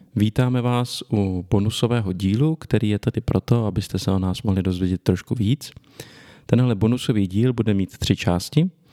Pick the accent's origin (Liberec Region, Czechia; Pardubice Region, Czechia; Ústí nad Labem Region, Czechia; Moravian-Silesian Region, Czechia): Ústí nad Labem Region, Czechia; Litoměřice; narodil jsem se v Litoměřicích v severních Čechách, pak jsem dlouho bydlel v jejich okolí